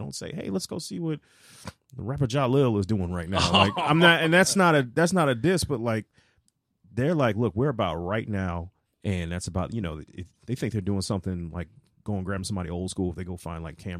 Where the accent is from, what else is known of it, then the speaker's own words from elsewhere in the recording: St. Louis, Missouri, United States; I'm originally from St. Louis.